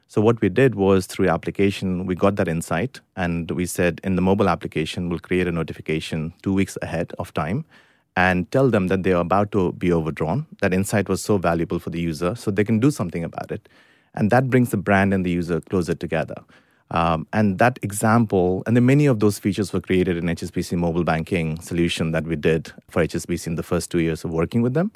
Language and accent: English; India; moved away as an adult; now in United Kingdom; I grew up in India first nineteen years of my life.